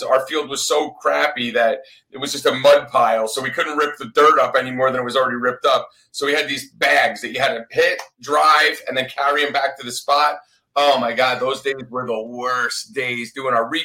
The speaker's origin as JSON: {"language": "English", "region": "Northeast", "country": "United States", "moved": "yes", "lives_now": "Florida, United States", "said": "I'm actually from the Northeast"}